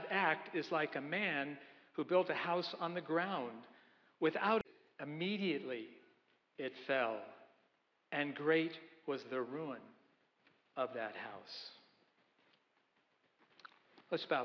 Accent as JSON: {"language": "English", "region": "Idaho", "country": "United States", "moved": "yes", "lives_now": "Newburyport, United States", "said": "I said, \"I'm from Idaho.\""}